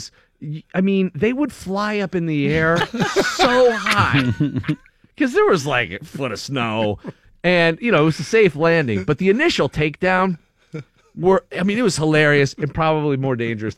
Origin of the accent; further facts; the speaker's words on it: Erie, Pennsylvania, United States; me and my brothers growing up in Erie, there was a lot of sled riding